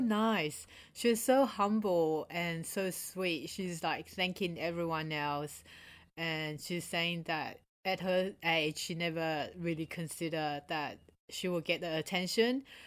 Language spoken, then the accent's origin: English; Australia; also born or lived in Taiwan; back in Taiwan and growing up in Australia